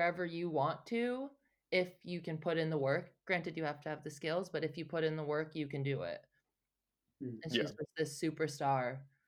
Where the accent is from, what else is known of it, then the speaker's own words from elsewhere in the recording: United States; as an American